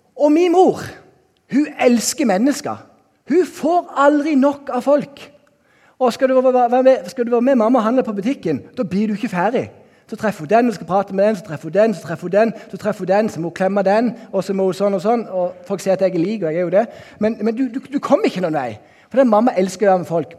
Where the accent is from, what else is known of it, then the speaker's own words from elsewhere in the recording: Norway; also born or lived in Bergen; now in Kristiansand, Norway; hjemme på Haua, der jeg er oppvokst